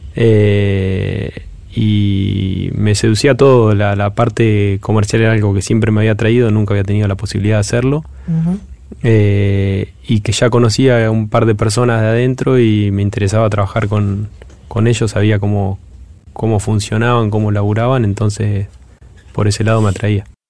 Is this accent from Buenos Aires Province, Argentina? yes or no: yes; Trenque Lauquen, Buenos Aires Province, Argentina; soy oriundo de Trenkelauken